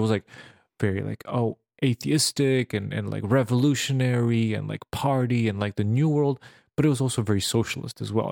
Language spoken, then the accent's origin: English; Serbia; moved away; I grew up in Serbia, which was Yugoslavia